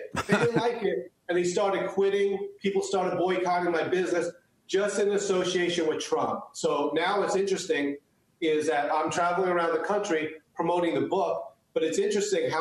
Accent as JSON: {"language": "English", "country": "United States", "tie": "born or raised there", "first_language": "Chinese", "second_language": "English", "said": "I was born in the United States."}